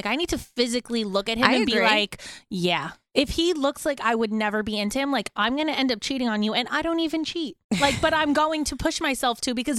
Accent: New Jersey, United States; I'm just from like northern up there. And they're like, oh, Jersey.

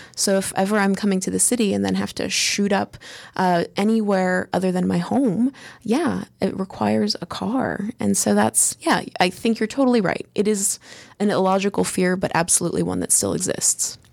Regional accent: United States; being an American

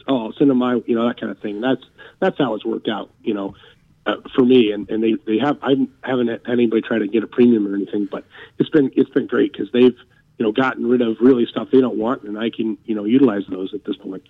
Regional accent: Wyoming, United States; I'm originally from Wyoming, so when I was a little kid, um, grew up a Denver Broncos fan

